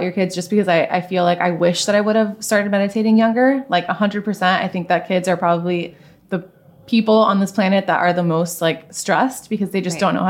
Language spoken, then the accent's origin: English; Miami, Florida, United States; I'm from Miami